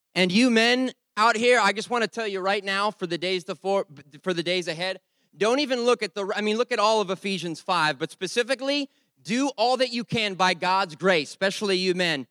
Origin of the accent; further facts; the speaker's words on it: Rhode Island, United States; I'm from Rhode Island